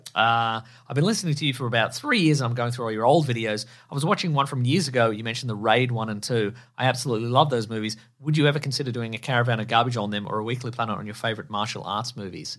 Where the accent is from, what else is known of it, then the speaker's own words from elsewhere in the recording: Australia; in Australia we're a half flush nation